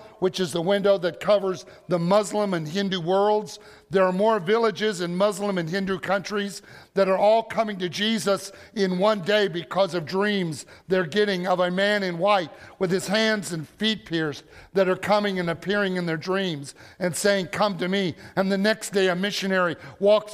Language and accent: English; Illinois, United States; We are from Illinois, and we have been diehard Cubs fans for generations